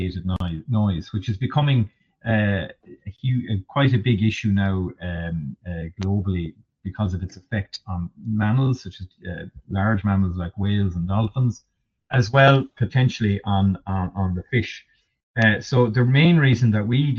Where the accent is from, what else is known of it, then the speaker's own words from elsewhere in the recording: Kerry, Munster, Ireland; I'm from Kerry myself, from down in Tom Crean country myself